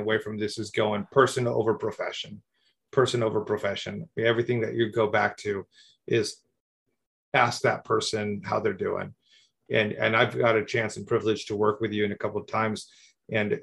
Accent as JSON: {"language": "English", "country": "Mexico", "tie": "born or raised there", "said": "I grew up in Mexico"}